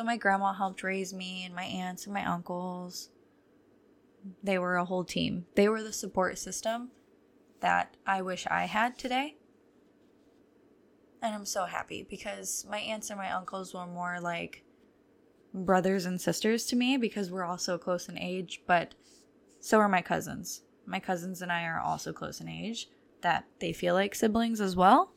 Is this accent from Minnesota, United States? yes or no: no; near Toledo, Ohio, United States; I'm from Ohio and very close to Toledo.